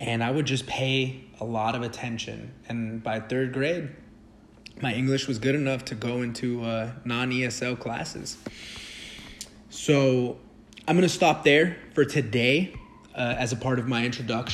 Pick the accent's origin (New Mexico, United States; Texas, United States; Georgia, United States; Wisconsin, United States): Texas, United States; Dallas; first language Spanish; English is a second language; now in Orange County, California, United States; growing up in Dallas, going to school in Dallas, everybody knew Spanish